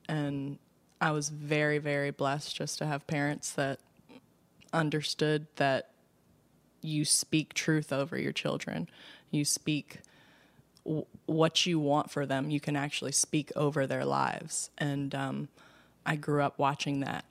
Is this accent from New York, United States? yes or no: no; Baltimore, Maryland, United States; West Baltimore, born and raised on the playground